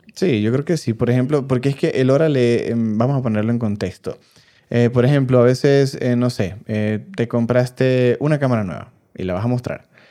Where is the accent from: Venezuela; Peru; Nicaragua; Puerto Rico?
Venezuela; now in Mexico; nosotros los venezolanos